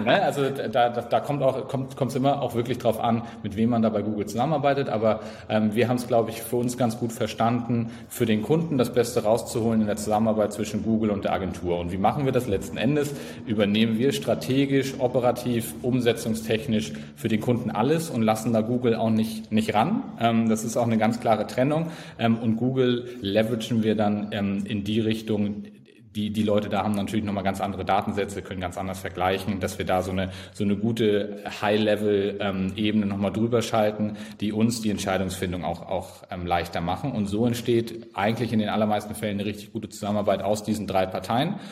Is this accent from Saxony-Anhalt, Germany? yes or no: no; Flensburg, Schleswig-Holstein, Germany; Norddeutschland, ganz oben. Äh, Teil von Deutschland, jeder weiß das natürlich. Ähm, genau, aus Flensburg